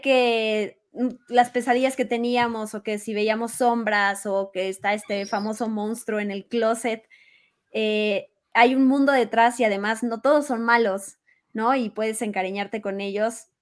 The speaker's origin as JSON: {"language": "Spanish", "country": "Mexico", "said": "somos mexicanos"}